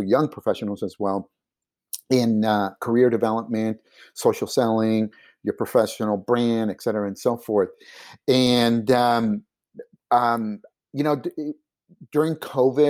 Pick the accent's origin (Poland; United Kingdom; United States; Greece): United States; Silicon Valley, California; first language Spanish; English is a second language; I'm from Silicon Valley